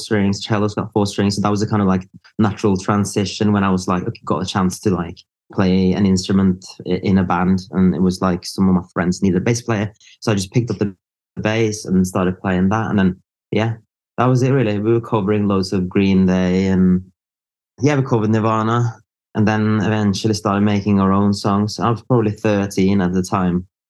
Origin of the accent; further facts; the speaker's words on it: Norway; moved away as an adult; also born or lived in Liverpool; I'm from Norway, so I grew up there.